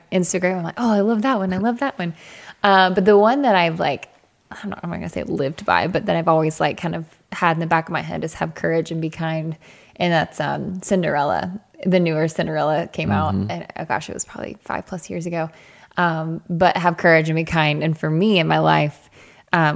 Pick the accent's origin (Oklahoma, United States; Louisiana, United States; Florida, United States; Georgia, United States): Georgia, United States; Suwanee; I am from Georgia. Technically, if for people who don't know the area, I say Atlanta, but technically it's like Suwanee, Sugar Hill, Georgia, Northeast